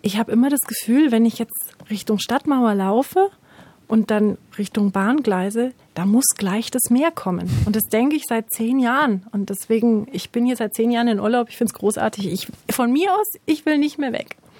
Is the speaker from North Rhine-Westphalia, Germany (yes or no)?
no; Munich, Bavaria, Germany; moved away as an adult; now in Erlangen, Germany; Ich komme aus München